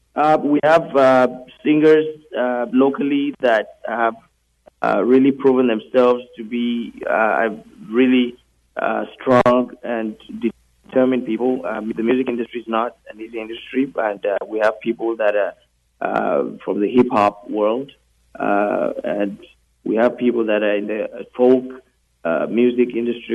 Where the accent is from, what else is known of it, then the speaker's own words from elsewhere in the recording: Nigeria; also born or lived in United Kingdom; now in Canada; in 2012, I moved to Canada from the UK. Uh, I was born in Nigeria